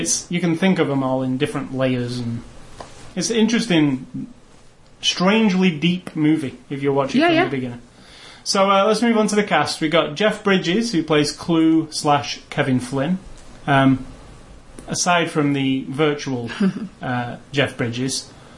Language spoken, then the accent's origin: English; United Kingdom; as a British kid